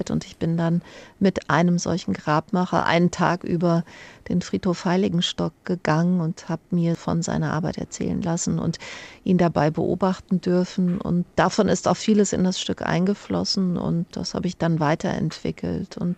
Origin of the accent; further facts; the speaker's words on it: Frankfurt, Hesse, Germany; also born or lived in Rome / Washington; Ich bin ja hier geboren, ich bin ja ein Frankfurter Kind, ich bin hier aufgewachsen, zur Schule gegangen.